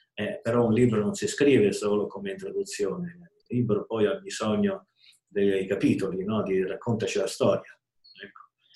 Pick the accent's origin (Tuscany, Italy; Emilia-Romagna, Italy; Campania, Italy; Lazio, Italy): Lazio, Italy; Rome; sono nato e vissuto a Roma